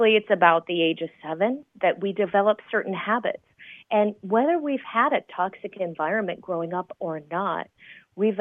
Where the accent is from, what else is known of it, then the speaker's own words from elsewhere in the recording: San Jose, California, United States; now in Las Vegas, United States; I grew up in the Bay Area of California, so San Jose, California